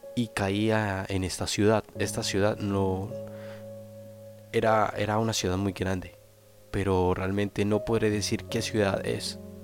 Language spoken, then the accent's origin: Spanish; Colombia; also born or lived in Flandes, Tolima, Colombia; now in Spain